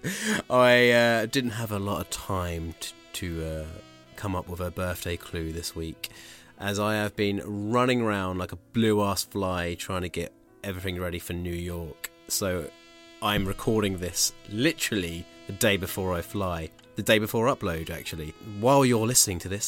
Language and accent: English; Bracknell, South East England, United Kingdom; moved away; I'm from Bracknell.